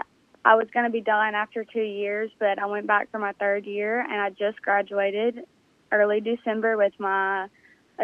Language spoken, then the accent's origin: English; Grenada, Mississippi, United States; I'm from Grenada, Mississippi. And when I was a sophomore in high school, I went to Grenada High School